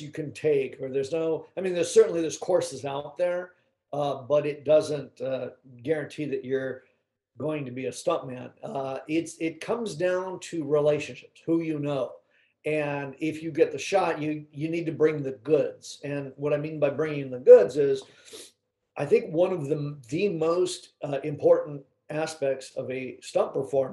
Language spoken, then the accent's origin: English; Los Angeles, California, United States; born and raised in Southern California, you know, Hollywood, basically